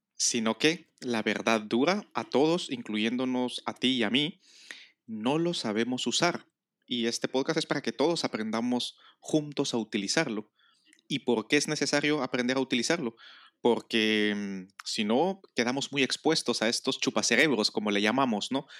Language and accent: Spanish; Guatemala; now in Spain; yo nací en Guatemala que por lo tanto es mi primera nacionalidad, luego adquirí la nacionalidad española, entonces creo que soy español